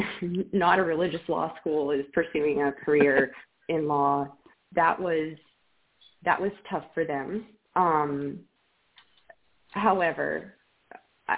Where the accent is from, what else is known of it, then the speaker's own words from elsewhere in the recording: Colorado and Oklahoma, the West, United States; moved away as an adult; also born or lived in Ohio; now in Norman, United States; I'm from the West. I grew up in Colorado and Oklahoma.